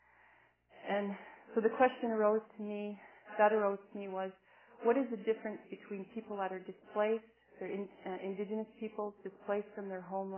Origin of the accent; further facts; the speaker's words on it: Cardston area, Alberta, Canada; I've always lived in the area that my people have been